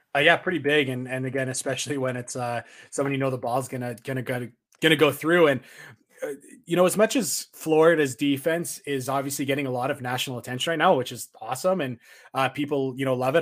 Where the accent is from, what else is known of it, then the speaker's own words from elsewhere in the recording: Canada; being a Canadian, where it's not Thanksgiving because our Thanksgiving is in October.